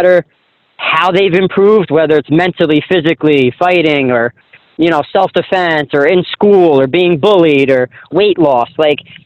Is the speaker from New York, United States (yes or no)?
no; New Jersey, United States; it's my hometown, my home area, and I'm still very popular there because I never really left for too long